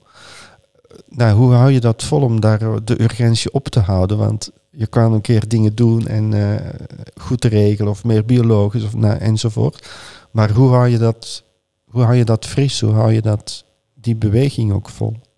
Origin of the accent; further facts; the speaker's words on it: Flanders, Belgium; mijn geboorteland